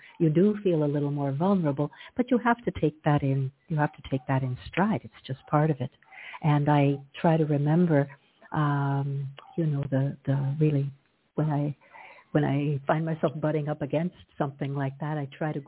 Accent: Glastonbury, Connecticut, United States; also born or lived in Hartford, Connecticut / Toronto, Canada / Ottawa, Canada; now in Sint Maarten; I'm a New Englander born, and I grew up in Glastonbury, Connecticut

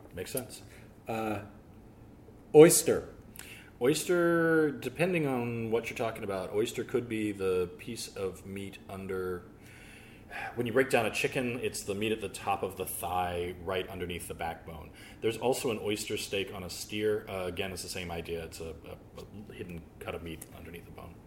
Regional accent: the South, United States; now in Alexandria, VA, United States; I'm from the South

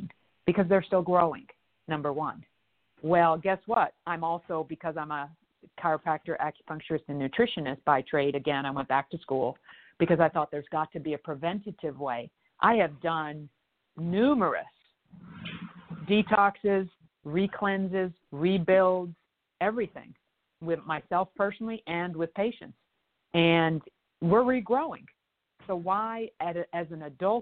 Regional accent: Canada; now in United States; I'm a Canadian and American, and I was just recently in Canada, went back home to help aging parents

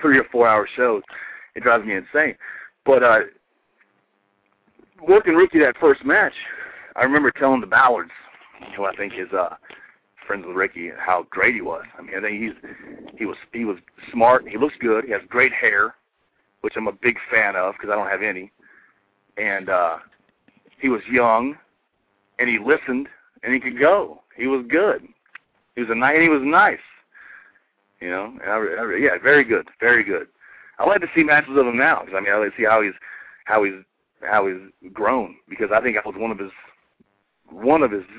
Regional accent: Asheville, North Carolina, United States; I grew up in Asheville, North Carolina

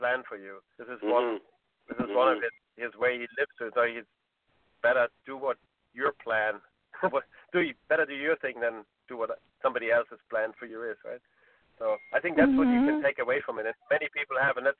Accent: Munich, Bavaria, Germany; moved away; I haven't been in Munich for a long time, and that's my hometown

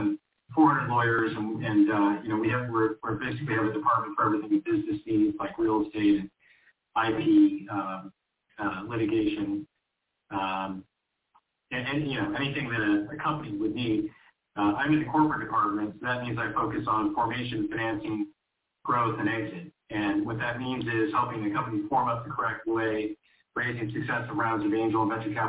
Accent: Huntington Beach, California, United States; I come from Orange County. Huntington Beach specifically

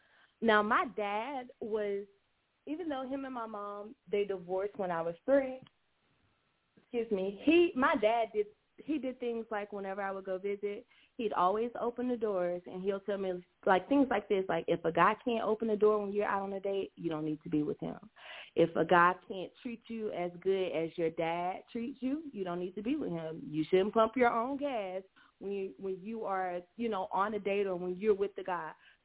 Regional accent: South Carolina, United States; I am from South Carolina, so a lot of people down here, you know, this is the Bible Belt.

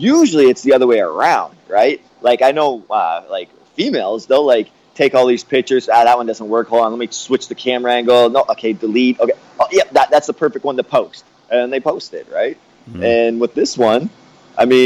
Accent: Canada; I grew up in Canada with, like, no television

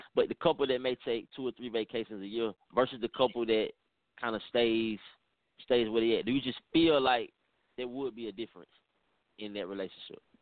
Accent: Atlanta, Georgia, United States; I'm from Atlanta, I'm from the South

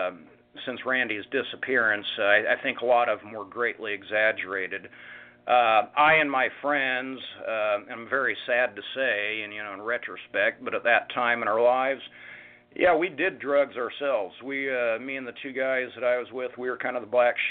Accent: Linwood, Kansas, United States; also born or lived in Shawnee Mission, Kansas; I was born in Kansas City, Missouri. We lived there for a while. Then we moved out to Shawnee Mission, Kansas, which is a suburb of Kansas City. We moved to Linwood about halfway through my kindergarten year.

